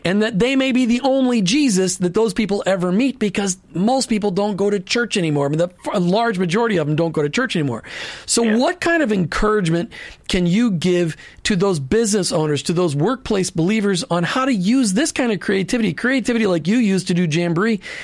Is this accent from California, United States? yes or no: no; Minnesota, United States; also born or lived in Indian Rocks, Florida; now in Florida, United States; growing up in Minnesota